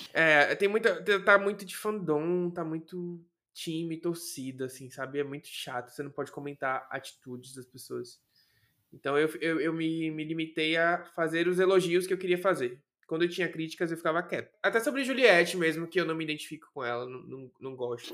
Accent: Salvador, Bahia, Brazil; eu nasci em Salvador, Bahia, e Salvador ainda é no Nordeste

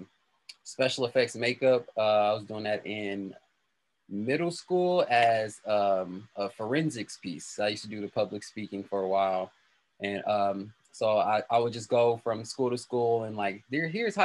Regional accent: Milwaukee, Wisconsin, United States; Milwaukee born and raised. I've only been here

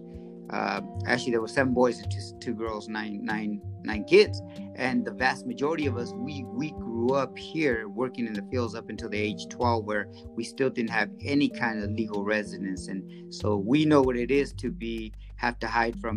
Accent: Central Valley, California, United States; first language Spanish; English is a second language; also born or lived in Culiacán, Sinaloa, Mexico / Los Angeles, California / Tulare, California; I grew up here. I wasn't born here though.

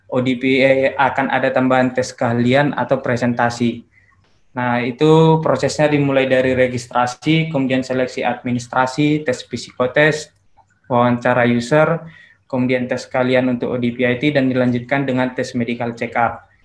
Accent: Balige, North Sumatra, Indonesia; Saya besar dan lahir dan besar di Bali G, SD sampai SMA saya tamatkan dari G juga, saya dari SMA Negeri 2 Bali G

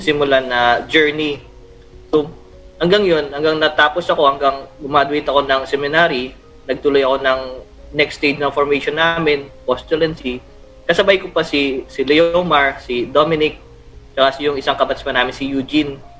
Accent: Iloilo City, Western Visayas, Philippines; moved away as an adult; now in Makati, Philippines; from Iloilo

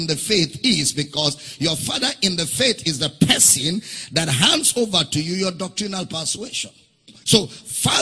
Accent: Nigeria; During election, I will go as a Nigerian to vote

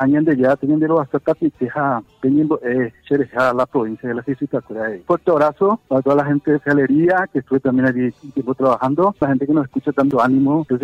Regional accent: Asunción, Paraguay; Yo nací el 19 de agosto de 1963 en Asunción, y yo soy de Barrio Sajonia y tengo 59 años.

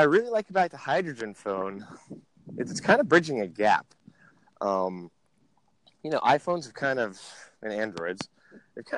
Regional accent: New York, United States; moved away; also born or lived in California / Colorado; I grew up in New York, and my dad was a DP and director.

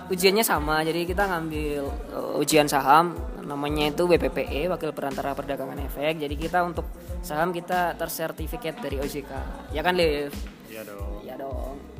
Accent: Surakarta, Central Java, Indonesia; si Alif asli Bekasi, saya asli Solo.

